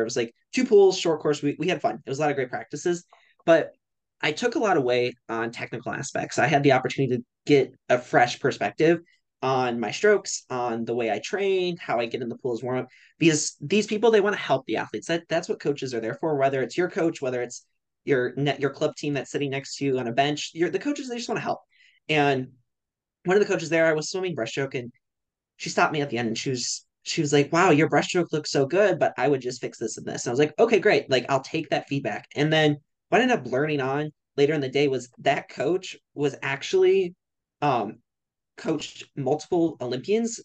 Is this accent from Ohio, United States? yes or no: yes; Cleveland, Ohio, United States; I'm from Cleveland, Ohio